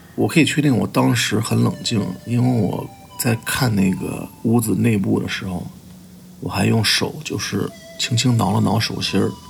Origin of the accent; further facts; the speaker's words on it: Henan, China; 我来自河南，我是一名动画师